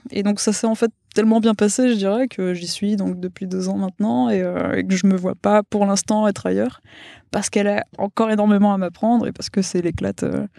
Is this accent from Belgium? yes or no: yes; Wallonia, Belgium; first language Spanish; French is a second language; also born or lived in Mexico; Je suis wallonne. Pour le coup, non, le flamand, j'ai réussi à l'éviter de, justesse. Mais euh, ouais, ouais, L'espagnol était ma première langue. Je suis née au Mexique, j'ai vécu deux ans